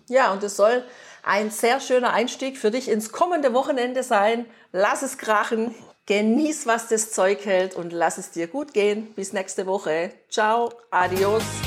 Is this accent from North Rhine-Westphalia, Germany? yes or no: no; Tübingen, Baden-Württemberg, Germany; meine Heimat, in der ich aufgewachsen bin, an Tübingen.